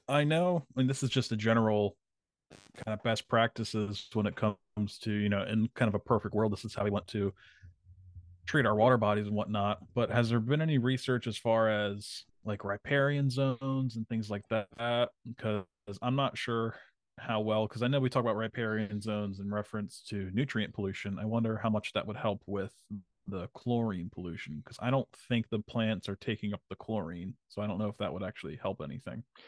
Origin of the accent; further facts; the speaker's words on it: New Jersey, United States; when I was growing up in Jersey